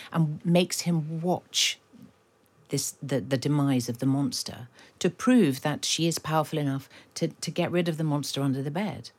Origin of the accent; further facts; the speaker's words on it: London, United Kingdom; having grown up in Kilburn